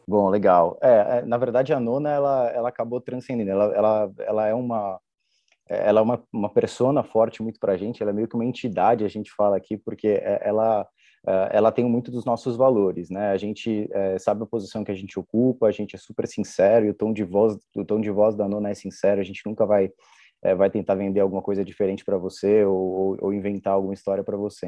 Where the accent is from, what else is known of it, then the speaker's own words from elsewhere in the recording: São Paulo, Brazil; É uma expressão muito utilizada aqui na Moca, nós nascemos na Moca